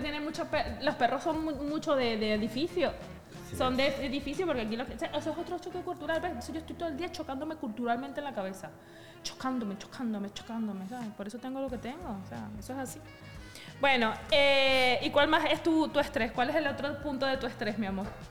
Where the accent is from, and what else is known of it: Venezuela